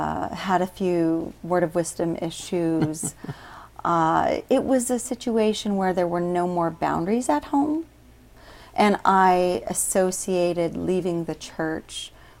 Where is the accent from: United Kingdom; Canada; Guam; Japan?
Guam; also born or lived in Murray, United States; And raised on Guam, though.